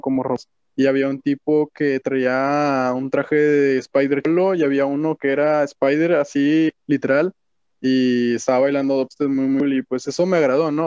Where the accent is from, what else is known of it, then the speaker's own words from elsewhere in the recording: Monterrey, Nuevo León, Mexico; nací en Monterrey, Nuevo León, aquí mismo. Soy 100% mexicano y pues de norteño, no sé cómo decirlo, regio